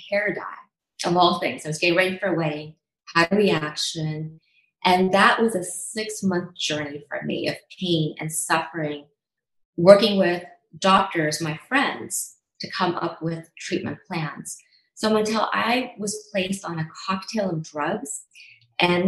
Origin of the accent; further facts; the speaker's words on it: Pittsburgh, Pennsylvania, United States; moved away as an adult; also born or lived in India; now in Washington, DC, United States; I was born in India, raised in Steelertown in Pittsburgh, Pennsylvania, and came to DC for my medical education.